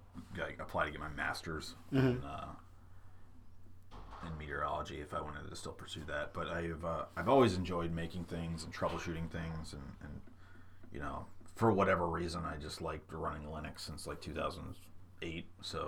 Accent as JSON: {"language": "English", "region": "Midwest", "country": "United States", "tie": "born or raised there", "lives_now": "San Diego, United States", "said": "growing up in the Midwest, like every news station would have their own their take on what kind of weather service they provided"}